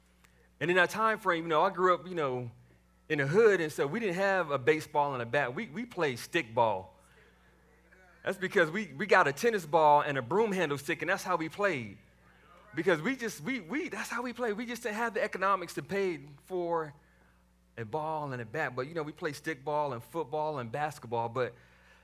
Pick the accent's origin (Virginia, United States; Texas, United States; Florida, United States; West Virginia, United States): Texas, United States; Waco; moved away; I grew up in the south side of Waco, Texas